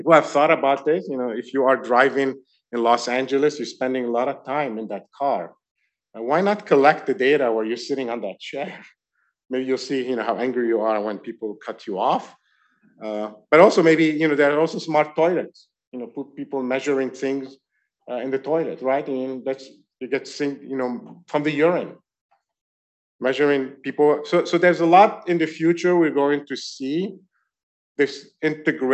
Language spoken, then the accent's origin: English; France; now in New York, United States; I grew up in France.